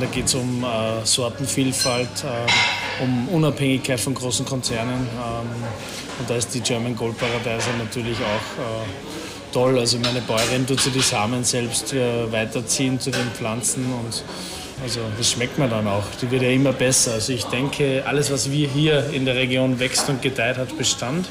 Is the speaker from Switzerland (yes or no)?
no; Austria; bei uns in Österreich